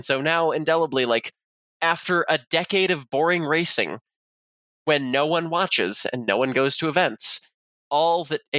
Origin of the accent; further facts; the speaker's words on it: West Virginia, United States; as a kid growing up in West Virginia.